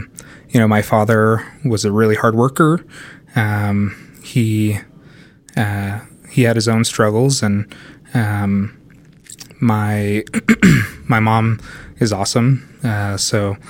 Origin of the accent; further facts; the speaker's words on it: Sandy, Utah, United States; I grew up in Sandy, Utah